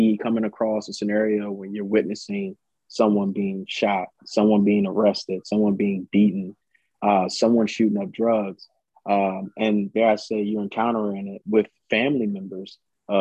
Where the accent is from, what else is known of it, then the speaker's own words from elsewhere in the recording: Washington, District of Columbia, United States; I grew up in Washington, D.C., lived there most of my life as a youth in Southeast.